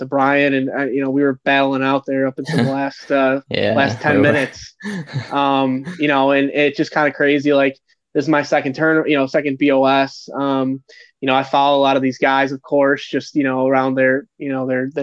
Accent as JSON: {"language": "English", "town": "Chicago", "region": "Illinois", "country": "United States", "also_born_or_lived": "Missouri / New Orleans, Louisiana", "moved": "as an adult", "lives_now": "St. Louis, United States", "said": "I'm originally from the Chicago area."}